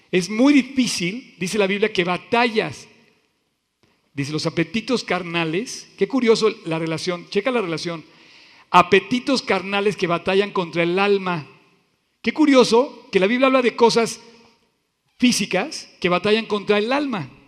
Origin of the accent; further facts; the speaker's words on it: Veracruz, Mexico; Así soy, yo soy veracruzano y así somos, y punto.